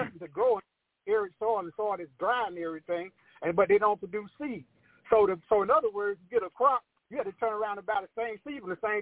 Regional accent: United States; I'm American by birth.

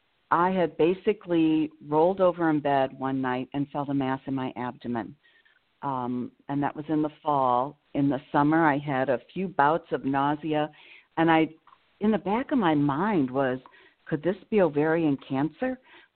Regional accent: Illinois, United States; born there; now in Madison, United States; I live in Madison, Wisconsin, and that's where I'm calling from. I was born in Illinois.

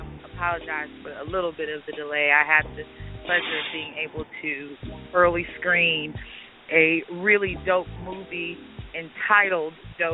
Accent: Dallas, Texas, United States; moved away as an adult; now in Atlanta, United States; I'm from Dallas, graduated from Lincoln High School, Mighty Mighty Tigers, what up? I'm now in Atlanta

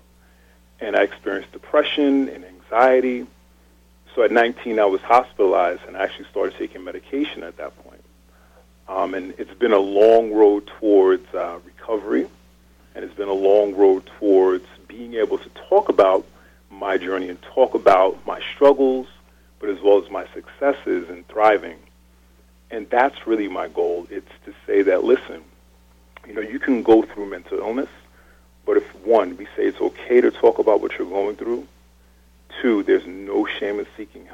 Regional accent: Hempstead, New York, United States; also born or lived in Cambridge, Massachusetts; So I'm from right here in Long Island, New York. My family's from the Caribbean, and I grew up in Hempstead

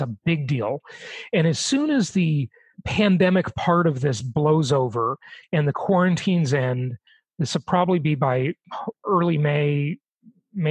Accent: Los Angeles, California, United States; also born or lived in Europe; any part of LA where I grew up

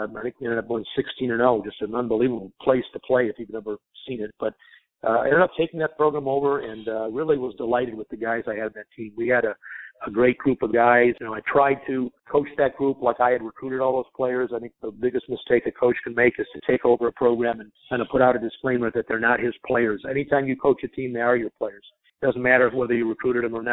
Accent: Chicago, Illinois, United States; moved away; Chicago, my hometown

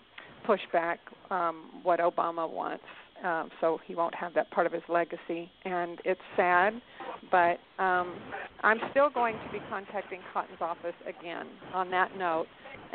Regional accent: Arkansas, United States; I'm from Arkansas, and my parents voted for him. They're Republicans.

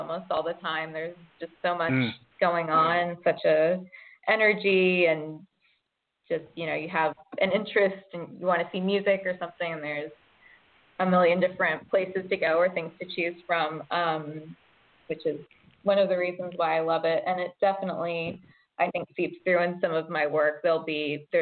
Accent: Georgia, United States; moved away as an adult; also born or lived in upstate New York; now in Brooklyn, United States; I grew up in Georgia and I was born in upstate New York

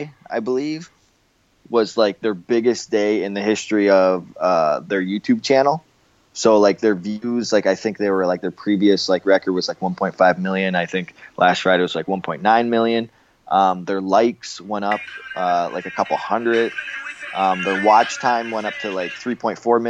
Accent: Windsor, Ontario, Canada; moved away; my hometown of Windsor, Ontario, Canada

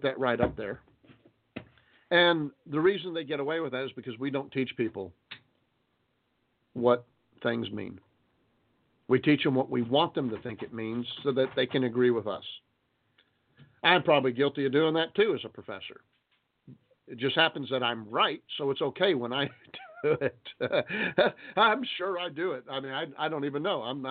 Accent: United States; We know we have rights as Americans

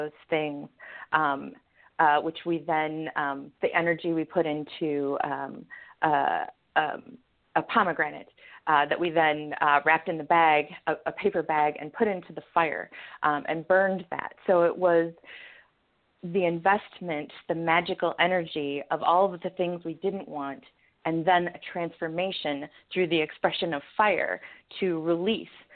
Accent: Michigan, United States; now in Portland, United States; I'm originally from Michigan, and I'm currently a resident of Portland, Oregon

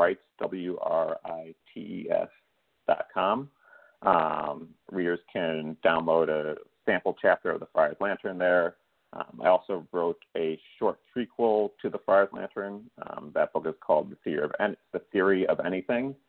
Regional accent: Chicago, Illinois, United States; my hometown of Chicago

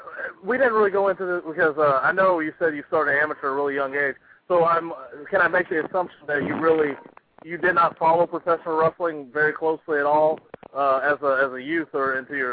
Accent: Mississippi, United States; now in California, United States; I live there now, but originally I'm from Mississippi, so in the south

